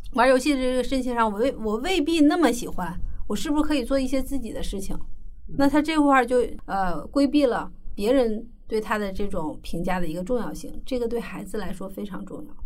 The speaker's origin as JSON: {"language": "Chinese", "country": "China", "said": "我们中国人"}